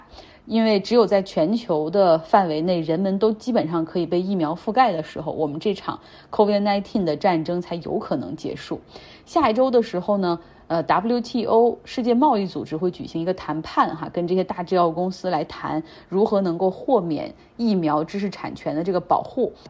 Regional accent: China; 那现在因为疫情的管控，在我们大陆人看来，哎呀，你已经不算严格了

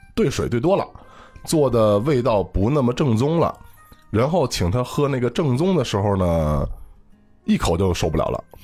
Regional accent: Beijing, China; 我不是北漂青年啊，我土生土长北京人啊

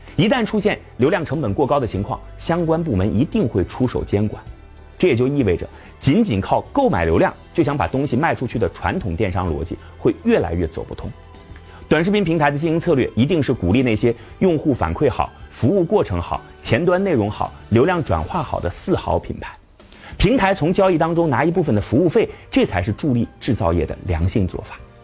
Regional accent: Shaanxi, China; 我的老家陕西

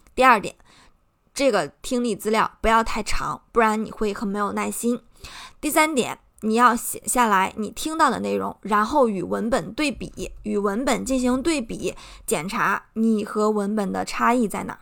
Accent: Shandong, China; accent: Shandong accent; 我会担心我有口音，啊，我的山东口音，我的中国口音

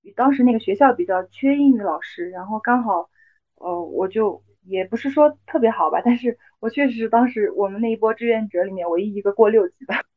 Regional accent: Yunnan, China; moved away as an adult; also born or lived in United Kingdom; now in Lhasa, China; 我的老家是云南嘛，也是少数民族地区。但是其实我们云南那边的话，已经不是那么特别有，就是民族特色了。就包括我自己的老家其实也是一个彝族苗族自治县嘛

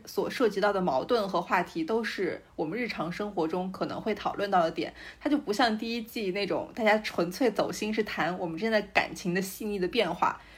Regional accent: Shanxi, China; 我可以讲一下我们山西这边

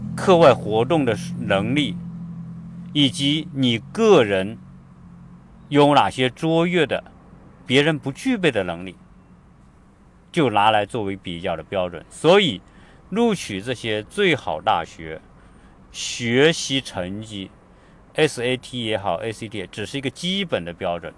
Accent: China; now in United States; 我们是中国人， 我们是华人， 我们从大陆想考美国大学

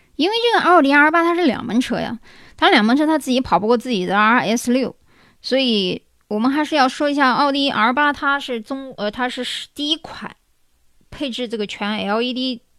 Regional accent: China; 所以它的说法和我们中国人说法是肯定不一样的。

